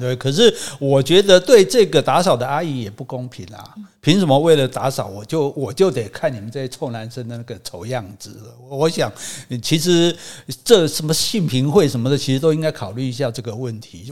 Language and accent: Chinese; Hsinchu, Taiwan; 我们新竹高中旁边是新竹商校， 旁边还是那个二女中